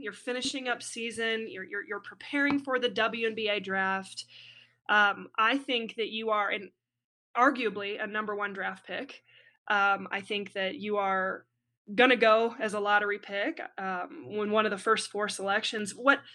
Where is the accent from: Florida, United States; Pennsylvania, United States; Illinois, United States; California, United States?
Illinois, United States; just south of Chicago; I grew up just south of Chicago